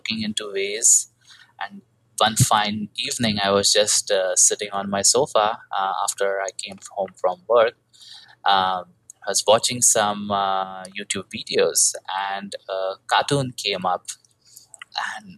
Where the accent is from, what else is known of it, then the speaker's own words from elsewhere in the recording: India; moved away; I'm originally from India. I was having a typical IT job like most Indian people do.